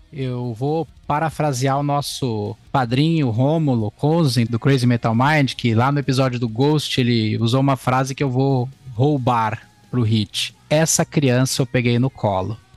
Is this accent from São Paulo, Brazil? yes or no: yes; São Paulo, Brazil; now in Rio Grande do Sul, Brazil; eu sou natural de São Paulo, capital, mas eu moro aqui no Rio Grande do Sul